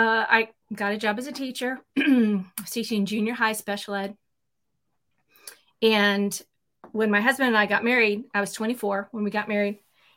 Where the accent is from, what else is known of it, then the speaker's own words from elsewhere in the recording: Chicago, Illinois, United States; moved away as an adult; also born or lived in Kennett, Missouri / Oregon; now in Texas, United States; Oregon when I was real young, and then back to Missouri and then up to Chicago. And that's where I spent most of my formative years from like third grade through college, was up in the Chicago area.